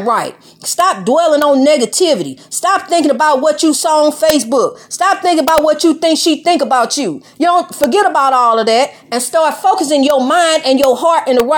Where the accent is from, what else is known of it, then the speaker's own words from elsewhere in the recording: United States; I'm African American